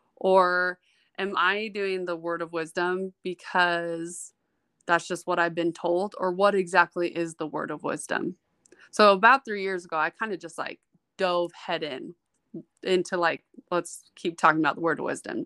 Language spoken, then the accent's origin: English; Utah, United States; also born or lived in New York City / Florida; was actually born and spent my childhood in New York City till I was about eight or nine years old, and we moved back here to Utah, um, where my parents were from. So, I'm, I'm a New York baby with raised in Utah